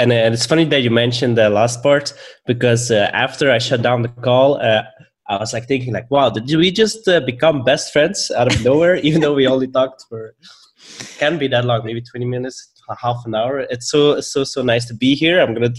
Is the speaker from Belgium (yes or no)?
yes; Belgium; accent: mix of Belgian, Swedish and Bulgarian; English is a second language; also born or lived in Stockholm, Sweden; now in Bulgaria; I am currently in Bulgaria, but previously I lived in Stockholm, and originally I am from Belgium. Mm. And my accent is a weird mix between all of those.